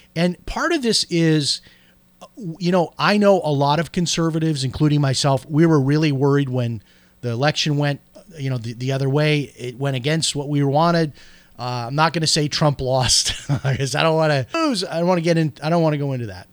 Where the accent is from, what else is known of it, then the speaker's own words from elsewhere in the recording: Chicago, Illinois, United States; moved away; when I grew up in Chicago